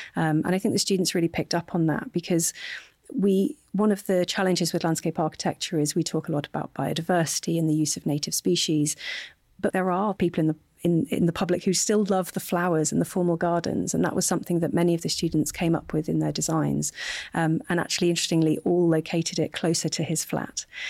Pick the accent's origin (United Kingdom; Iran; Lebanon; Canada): United Kingdom; Hull, Yorkshire and the Humber; also born or lived in Sheffield; my hometown of Hull